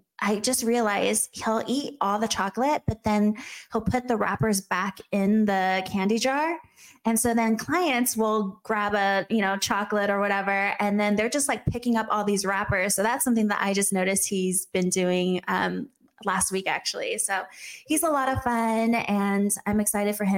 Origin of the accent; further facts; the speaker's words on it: Los Angeles, California, United States; moved away as an adult; also born or lived in Arizona; now in Gilbert, United States; I actually grew up